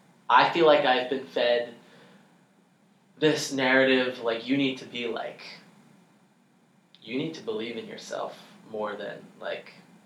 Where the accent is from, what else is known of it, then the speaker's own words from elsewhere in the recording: United States; because I'm an American.